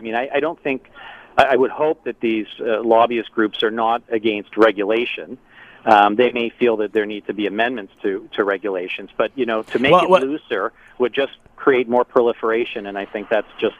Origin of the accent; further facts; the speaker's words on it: Canada; That's my humble opinion as a Canadian.